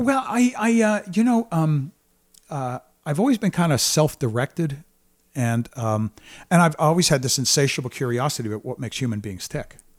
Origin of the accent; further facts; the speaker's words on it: New York City, New York, United States; I'm from Brooklyn, New York, blue-collar family, and, uh, went to Catholic school